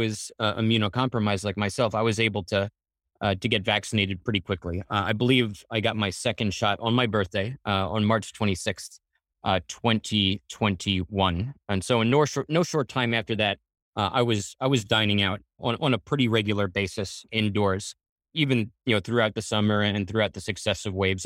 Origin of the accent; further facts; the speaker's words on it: Floral Park, New York, United States; I grew up in Floral